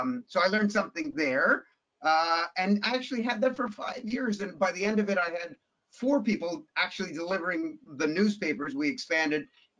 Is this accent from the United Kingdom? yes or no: no; Toronto, Ontario, Canada; we grew up sort of lower middle class. I mean, the teeny little 1100 square foot bungalow that I grew up in Toronto, once we settled down